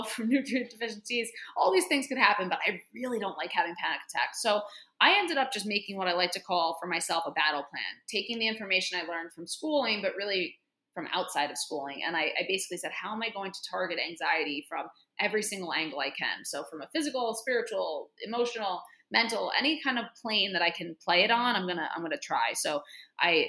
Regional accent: New York City, New York, United States; I'm a native New Yorker. Always lived in New York

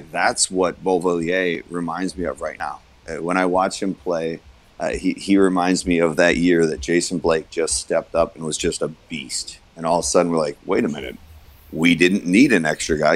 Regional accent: United States; as an American

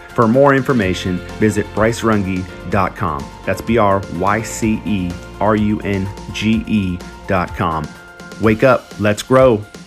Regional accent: Southern California, United States; I'm from California. I, I, I, grew up Southern California

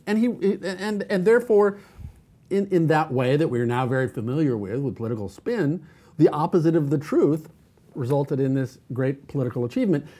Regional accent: United States; I'm an American

